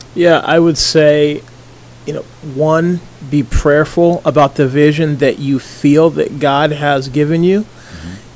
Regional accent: Philadelphia, Pennsylvania, United States; also born or lived in Toronto, Ontario; now in Indianapolis, United States; I was born in Philadelphia, Pennsylvania

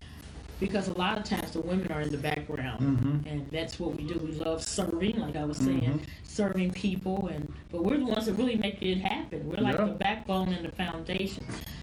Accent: Louisville, Kentucky, United States; I'm from Louisville, Kentucky, and my grandmother and my mom were very involved in politics.

